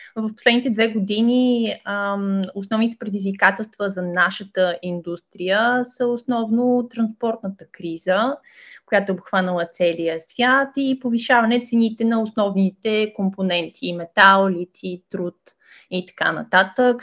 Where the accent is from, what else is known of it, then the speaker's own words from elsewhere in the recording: Ruse, Ruse Province, Bulgaria; moved away as an adult; Аз а, съм позиционирана в Русе. Това е моя роден град